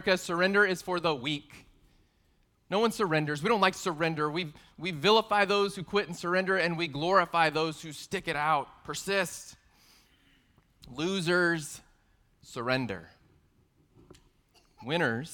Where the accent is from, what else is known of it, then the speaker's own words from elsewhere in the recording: San Antonio, Texas, United States; I'm from San Antonio, also known as the Alamo City